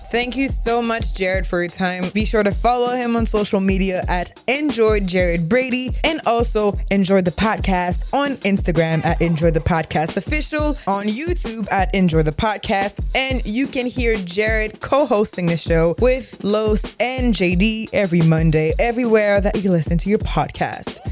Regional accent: Montreal, Quebec, Canada; accent: thick Quebec accent; I was born and raised in Montreal

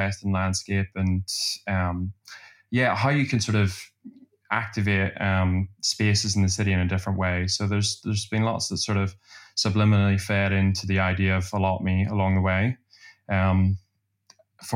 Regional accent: Belfast, Northern Ireland, United Kingdom; also born or lived in Glasgow; now in London, United Kingdom; in Belfast where I'm from

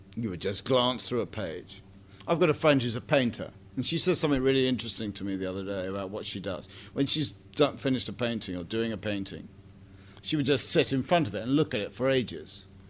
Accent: Bromley, London, United Kingdom; I come from Bromley

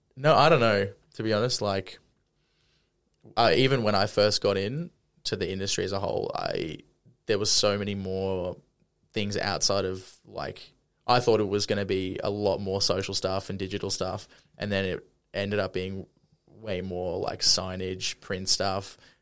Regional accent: Brisbane, Queensland, Australia; I'm born and raised in Brisbane.

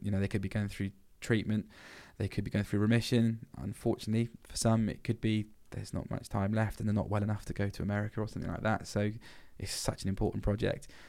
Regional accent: Blandford Forum, South West England, United Kingdom; growing up in Blandford

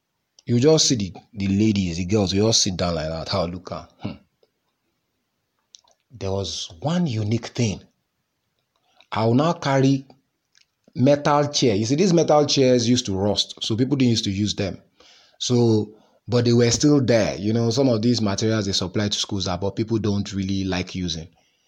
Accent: Nigeria; I'm Nigerian now, full-blooded Nigerian.

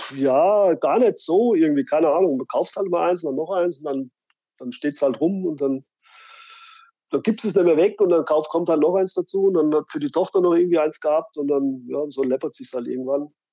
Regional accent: Fulda, Hesse, Germany; meine Heimat

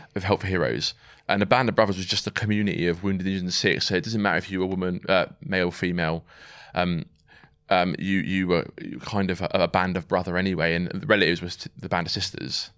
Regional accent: Swindon, South West England, United Kingdom; moved away as an adult; also born or lived in Ascot / Germany / Somerset / Wraysbury; We then moved to Swindon, um, where, you know, I pretty much grew up there from about nine to seventeen

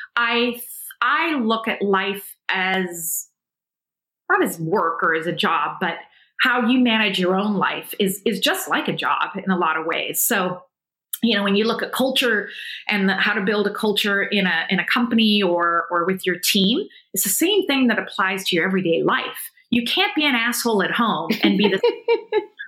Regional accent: South Africa; being South African

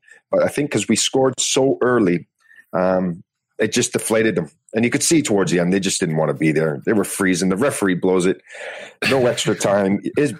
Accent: Canada; It was such a proud moment being a Canadian.

